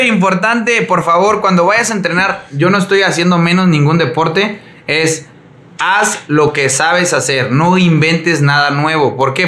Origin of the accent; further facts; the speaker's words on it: Mexico; soy mexicano